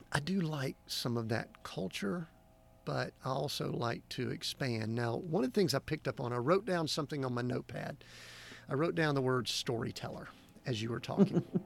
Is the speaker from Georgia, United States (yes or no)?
yes; Georgia, United States; I'm from Georgia here